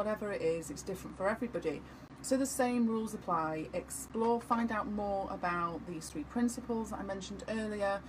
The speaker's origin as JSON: {"language": "English", "town": "Manchester", "region": "North West England", "country": "United Kingdom", "accent": "Manchester", "said": "where is my accent from? Yours? Yeah, Manchester."}